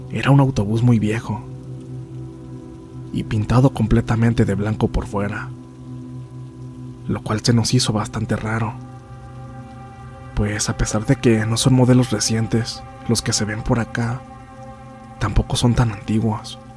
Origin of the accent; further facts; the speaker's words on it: Apan, Hidalgo, Mexico; Nosotros somos originarios de Apan, Hidalgo.